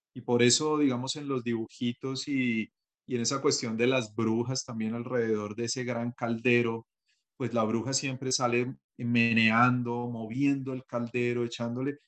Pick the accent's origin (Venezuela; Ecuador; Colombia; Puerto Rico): Colombia; Bogotá; yo soy bogotano